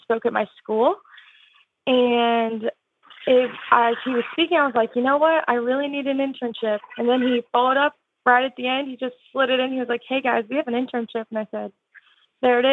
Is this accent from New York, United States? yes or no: no; Oklahoma City, Oklahoma, United States; I'm from Oklahoma City, Oklahoma